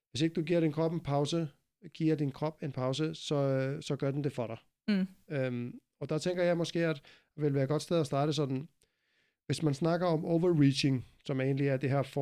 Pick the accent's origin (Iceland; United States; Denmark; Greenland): Iceland; Jeg er meget speciel, fordi jeg kommer fra Island.